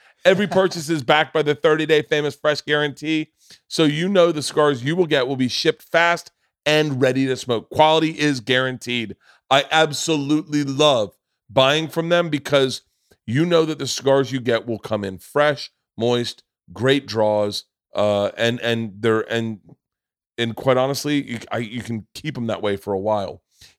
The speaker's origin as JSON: {"language": "English", "region": "Florida", "country": "United States", "tie": "born or raised there"}